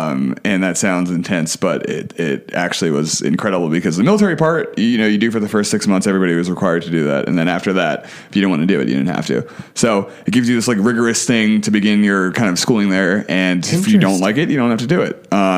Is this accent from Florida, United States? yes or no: no; Brooklyn, New York, United States; Born and raised. My parents still live there. I used to have a super thick accent, and when I was like going to high school, I decided I was going to ditch my accent.